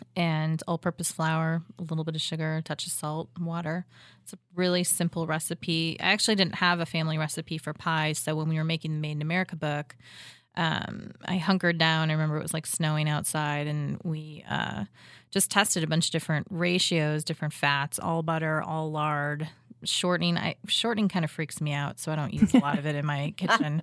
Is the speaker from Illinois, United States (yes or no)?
yes; Illinois, United States; now in Kansas City, United States; my mom's from Ohio, um, and I'm originally from Illinois